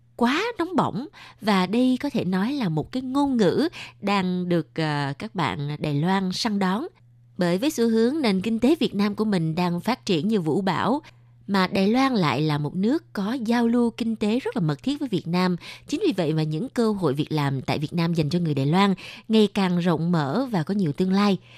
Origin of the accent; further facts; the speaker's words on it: Southern Vietnam, Vietnam; accent: southern; chị là giọng ở Nạnh Phan ở miền Nam